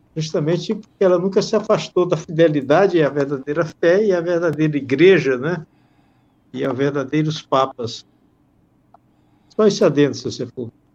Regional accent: Brazil; como brasileiro e de origem portuguesa que eu sou

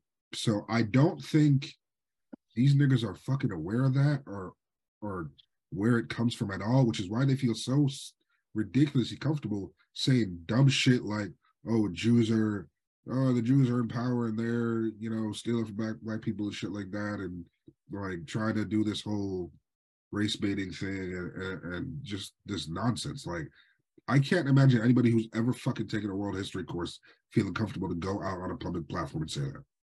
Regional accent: Swampscott, Massachusetts, United States; Y'all know I grew up in Swampscott. We have a very significant Jewish population, so much so that we get Jewish holidays off from school.

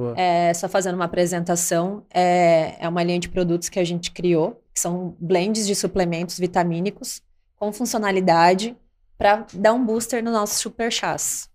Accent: Cuiabá, Mato Grosso, Brazil; Eu sou de Cuiabá, Mato Grosso

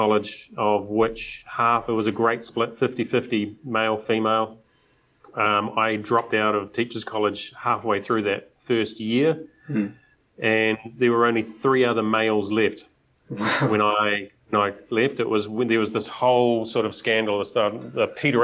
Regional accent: Auckland, New Zealand; Growing up in South Auckland, it's not exactly the most aesthetically pleasing area

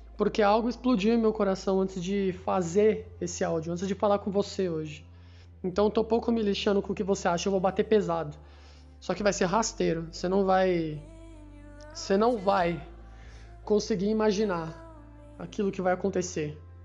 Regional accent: Santos, São Paulo, Brazil; now in São Paulo, Brazil; Eu nasci em Santos, em um hospital, pela manhã

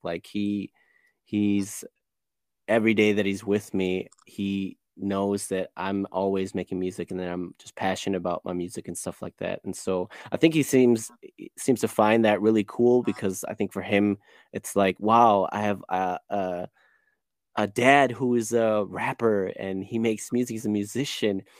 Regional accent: Chicago, Illinois, United States; now in Cologne, Germany; I was born and raised in Chicago, um, grew up on the west side

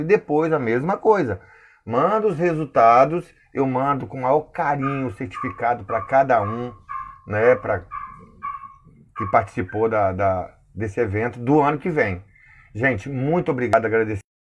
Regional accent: Linhares, Espírito Santo, Brazil; sou de Linhares, no Espírito Santo

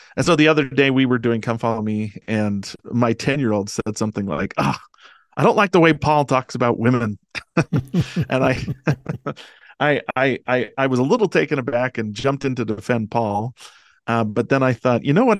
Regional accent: Delta, Utah, United States; I grew up in Delta, Utah, um, this little town Uh, in central Utah

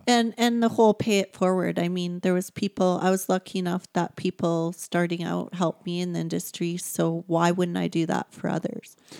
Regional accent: Sundre, Alberta, Canada; also born or lived in Hamilton, Ontario; I grew up in a small little town. It was a village when we moved to it. Um, it's a couple hours away from here, Sundry, Alberta.

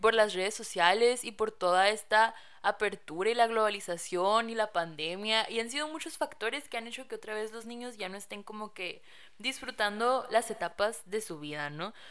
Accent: Caborca, Sonora, Mexico; en Caborca, de donde soy

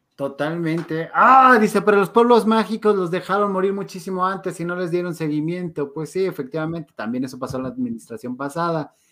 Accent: Mexico; sí somos mexicanos agachones muchas veces

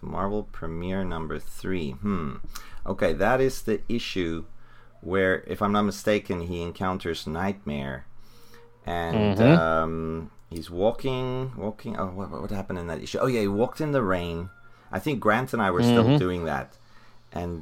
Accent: South Africa; I'm from South Africa

